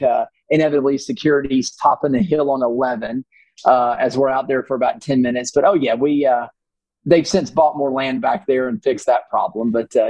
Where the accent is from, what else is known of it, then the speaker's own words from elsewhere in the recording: Augusta, Georgia, United States; growing up in Augusta